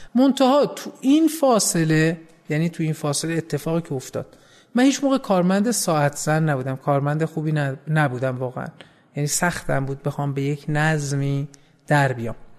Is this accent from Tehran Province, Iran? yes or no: yes; Tehran, Tehran Province, Iran; من متولد 14 اسفند 53 هستم توی خیابون جهانپناه تو 17 شهریور به دنیا آمدم